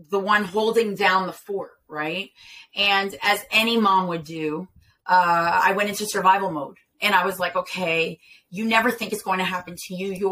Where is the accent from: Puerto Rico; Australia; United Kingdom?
Puerto Rico; Ponce; also born or lived in Delaware / Philadelphia; Okay, so I eh, was born in Delaware here, and um, uh, I moved to Philadelphia eh, at, at the age of eight. I believe, six or eight, something like that. And then um, at the age of 13, I moved to Ponce, Puerto Rico.